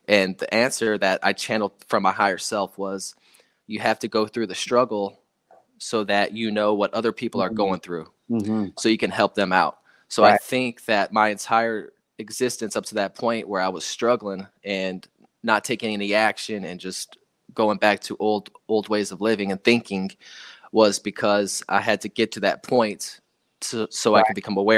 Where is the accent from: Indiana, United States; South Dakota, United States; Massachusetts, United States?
South Dakota, United States; a place where I grew up in South Dakota on an Air Force base and I had a great childhood, man.